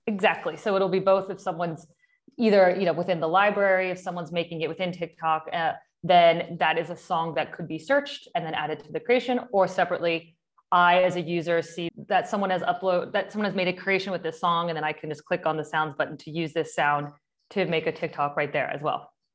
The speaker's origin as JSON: {"language": "English", "region": "Kansas", "country": "United States", "said": "I'm from Kansas"}